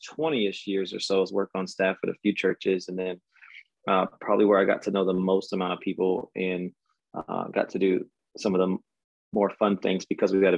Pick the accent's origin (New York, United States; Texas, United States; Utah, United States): Texas, United States; moved away as an adult; also born or lived in Denver / Charlotte / Orlando; born and raised in Texas, took a lap around from Denver, Charlotte, Orlando, and now I'm back in Texas